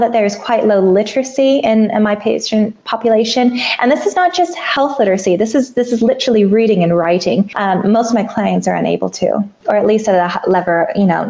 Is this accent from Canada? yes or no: no; Goondiwindi, Queensland, Australia; born or raised there